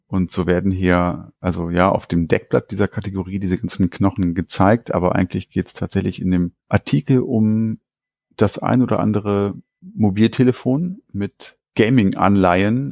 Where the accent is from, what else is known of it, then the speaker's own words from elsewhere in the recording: Hanover, Lower Saxony, Germany; eine Kaufhauskette hier bei uns in Hannover und da war ich dann in der Spielzeugabteilung